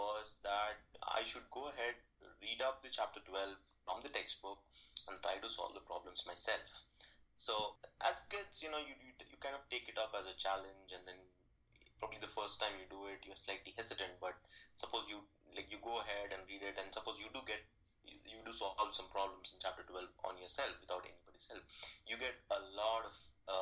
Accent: Hyderabad, Telangana, India; moved away; I was born and brought up in Hyderabad. It's in southern part of India.

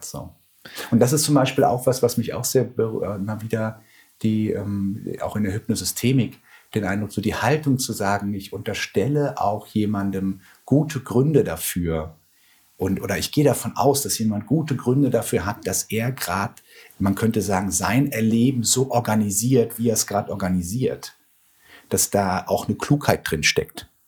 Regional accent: Ruhr area, North Rhine-Westphalia, Germany; moved away; also born or lived in Bochum / Heidelberg / Siedelsbrunn; ich komme aus dem Ruhrgebiet

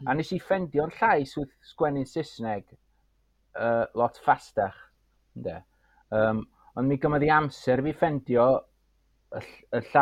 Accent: Anglesey, Wales, United Kingdom; first language Welsh; dwi o Sir Fôn, reit?

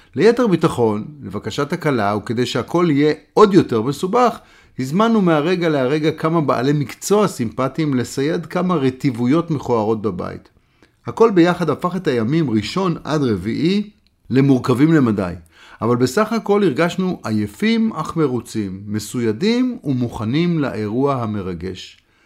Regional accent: Israel

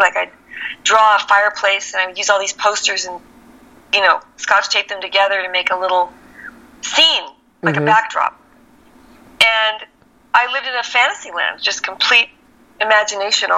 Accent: Scarsdale, New York, United States; moved away; also born or lived in El Paso, Texas / Holland / Colorado; I grew up in Scarsdale

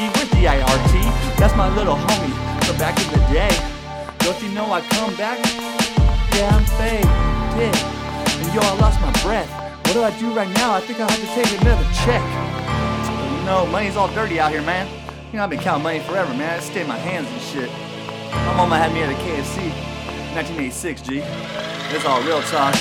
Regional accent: California, United States; I'm from the West Coast, and I'm from Cali.

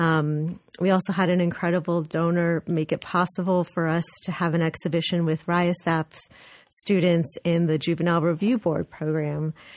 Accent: Los Angeles, California, United States; moved away as an adult; also born or lived in Berkeley, California; now in New Haven, United States; I'm actually from California, so I was born and raised in Los Angeles

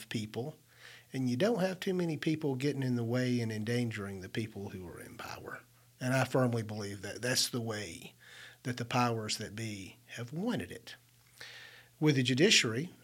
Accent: Brookside, Alabama, United States; I grew up in Brookside, Alabama

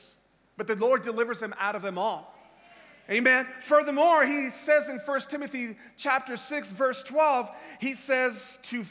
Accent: Tampa, Florida, United States; I am from Tampa, Florida in the United States.

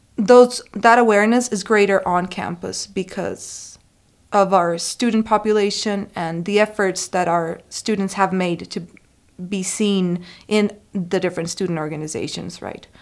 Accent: Costa Rica; moved away as an adult; I am an international student. I'm from Costa Rica

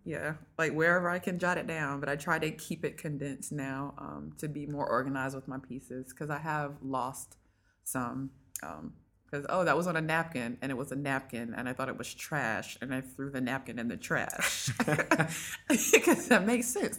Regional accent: North Augusta, South Carolina, United States; moved away; I am originally from North Augusta, South Carolina

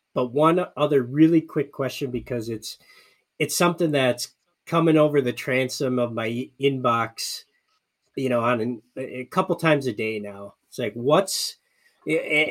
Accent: Michigan, United States; moved away; I grew up in Michigan

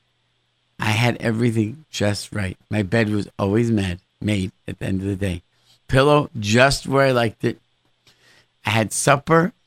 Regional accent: Rochester, New York, United States; growing up in Rochester, where I grew up

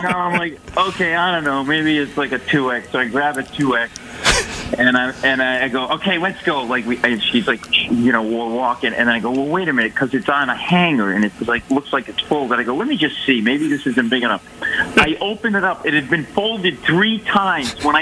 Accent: Rhode Island, United States; now in New York, United States; I live in New York, but I grew up in Rhode Island

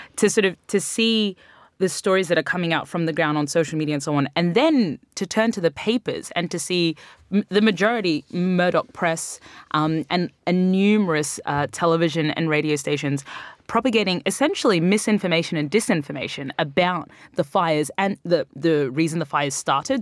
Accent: Brisbane, Queensland, Australia; moved away; my hometown of Brisbane

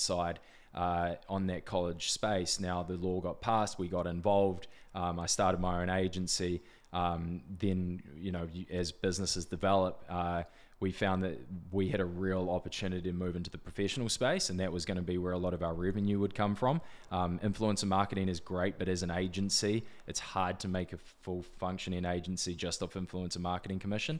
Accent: Whanganui, Manawatū-Whanganui, New Zealand; moved away as an adult; also born or lived in Auckland / Indonesia; Auckland born, actually, Wanganui raised

